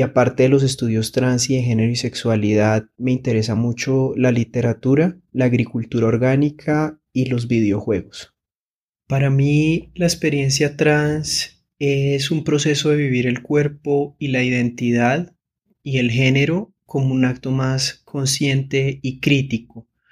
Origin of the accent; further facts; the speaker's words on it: Girón, Santander, Colombia; now in Bogotá, Colombia; Nací en Girón, Santander y vivo en Bogotá con mi esposa y con mis dos gatos